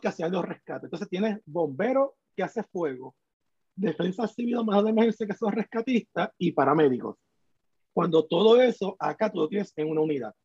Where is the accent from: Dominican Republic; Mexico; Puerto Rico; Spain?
Puerto Rico; moved away as an adult; yo me fui de Puerto Rico